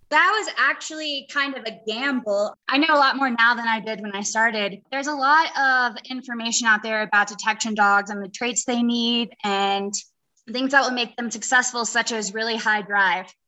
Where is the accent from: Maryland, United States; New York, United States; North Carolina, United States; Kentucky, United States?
North Carolina, United States; We are from North Carolina